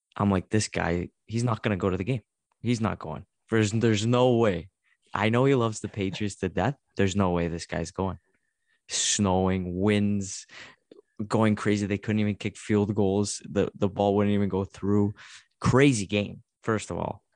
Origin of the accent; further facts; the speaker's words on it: Canada; as a Canadian talking to another Canadian